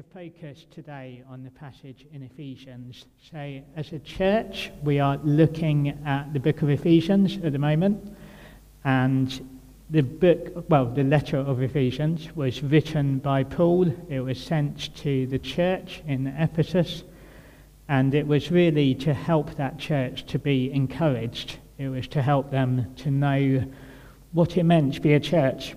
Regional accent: Kent, South East England, United Kingdom; moved away as an adult; now in Birmingham, United Kingdom; I'm from Kent originally.

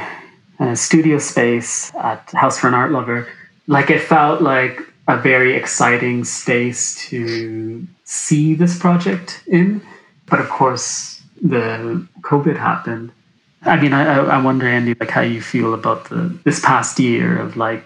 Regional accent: Canada; I grew up in Canada

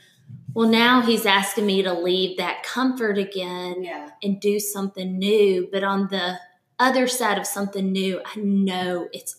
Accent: Birmingham, Alabama, United States; also born or lived in Tuscaloosa; now in Jackson, United States; I didn't say that I'm from Birmingham, Alabama.

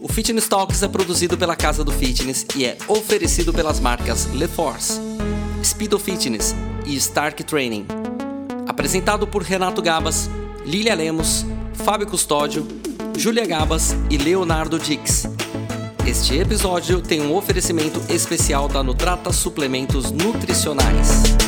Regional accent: Pouso Alegre, Minas Gerais, Brazil; eu sou mineiro, de Pouso Alegre

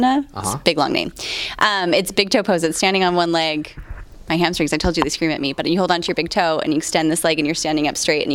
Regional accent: Idaho, United States; now in San Antonio, United States; I'm from Idaho.

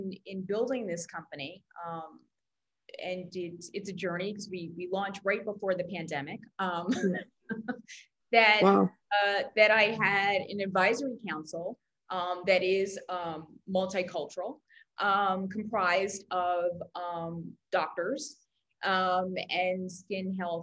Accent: New York, United States; moved away; also born or lived in Brazil / London; I grew up in New York, but I also lived in Brazil. I lived in London

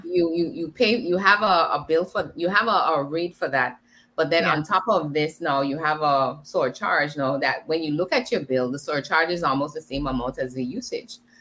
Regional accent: British Virgin Islands; I am from the British Virgin Islands

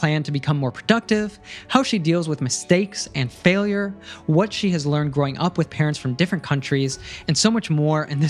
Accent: United States; my first experience living outside of my home country, outside of the United States, was in Germany in high school

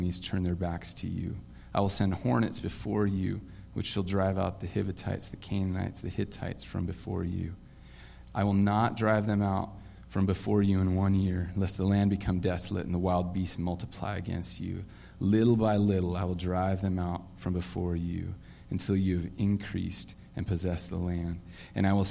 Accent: Vancouver, Washington, United States; also born or lived in Portland, Oregon, United States; I was born in Portland, lived there until I think I was nine, and then found out that we were moving to this land I'd never heard of called Vancouver

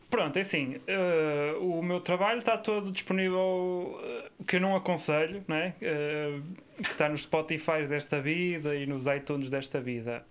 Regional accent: Areias, Norte, Portugal; o meu pai inscreveu-me num clube da minha terra, que era o Arca

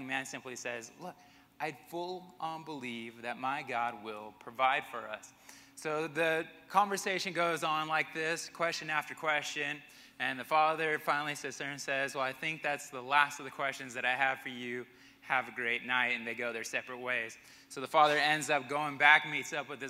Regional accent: Albuquerque, New Mexico, United States; also born or lived in Arkansas / Connecticut; now in Colorado Springs, United States; Growing up in Albuquerque

